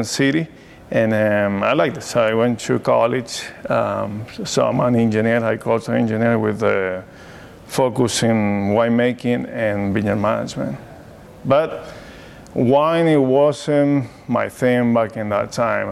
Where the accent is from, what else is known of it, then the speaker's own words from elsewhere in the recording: Mendoza, Argentina; accent: Argentinian; English is a second language; moved away as an adult; now in Oregon, United States; I grew up born and raised in Mendoza, Argentina